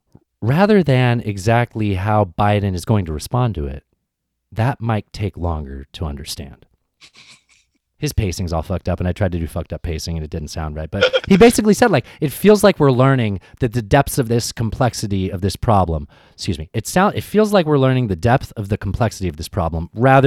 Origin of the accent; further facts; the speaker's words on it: San Diego, California, United States; When I grew up in San Diego in the 90s, it was a big fucking deal.